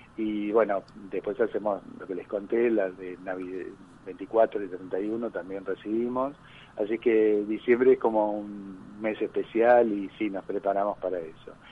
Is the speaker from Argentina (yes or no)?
yes; Argentina; Yo quiero mucho mi país, a pesar de que soy argentino-italiano y podría instalarme mañana en Italia